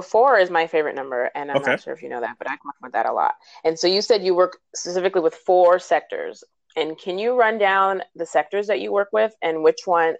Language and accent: English; New Jersey, United States; well, Philly doesn't really count as traveling because I was from Jersey.